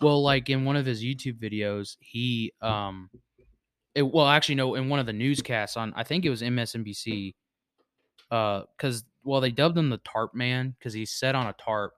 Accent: Virginia, United States; moved away; my hometown in Virginia

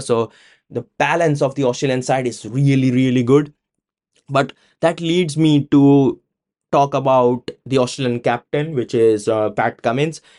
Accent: India; now in United Kingdom; being an Indian living in the UK

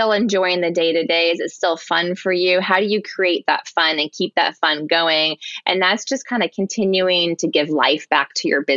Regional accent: Seattle, Washington, United States; I grew up in Ballard. This is my community

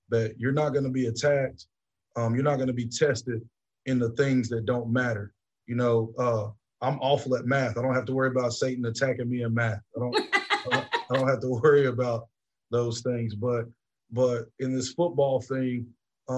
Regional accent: Georgia, United States; moved away as an adult; also born or lived in Tennessee; now in West Point, United States; my home state of Georgia

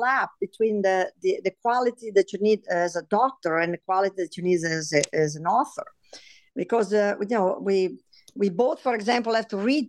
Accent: Italy; English is a second language; moved away as an adult; also born or lived in New York City; now in United States; I was born in Italy, and I came here actually after medical school. So by the time I came here, I really spoke very little English.

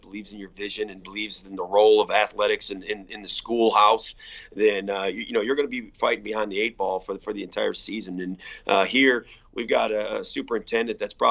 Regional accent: Michigan, United States; moved away as an adult; also born or lived in Illinois; now in Texas, United States; I grew up in Michigan where private schools and public schools will play each other in a state championship

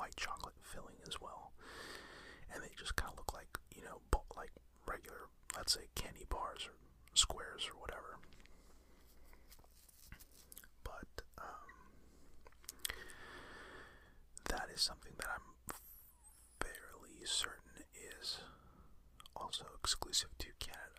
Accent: United States; as an American

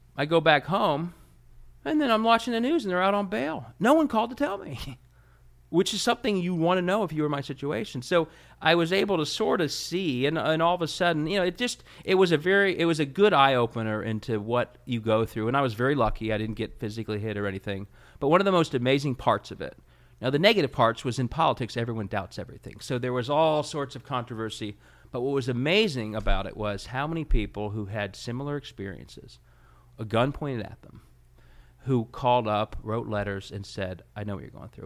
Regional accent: Cincinnati, Ohio, United States; I was from Cincinnati

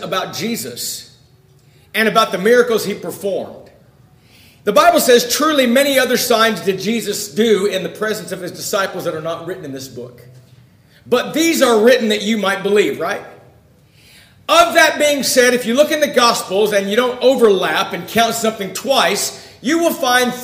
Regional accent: Ventura, California, United States; I grew up in the Ventura area.

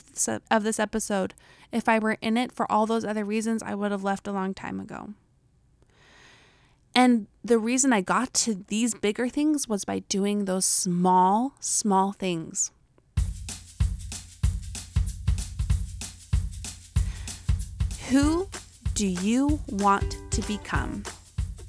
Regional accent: Utah, United States; accent: Utah; my Utah accent

